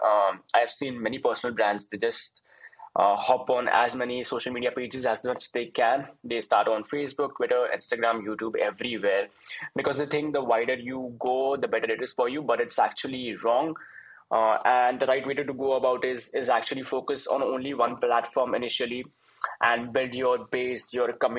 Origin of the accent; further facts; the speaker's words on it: India; I'm from India